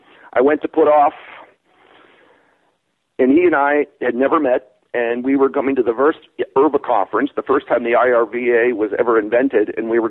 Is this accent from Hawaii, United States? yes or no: yes; Hawaii, United States; I grew up in Hawaii. My parents were missionaries and very restricted Southern Baptist.